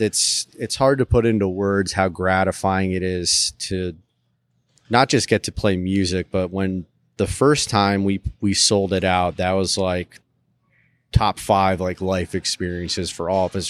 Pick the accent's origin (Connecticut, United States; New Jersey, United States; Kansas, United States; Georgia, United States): Connecticut, United States; Milford; now in New Orleans, United States; I grew up in a city called Milford, Connecticut, which is right outside New Haven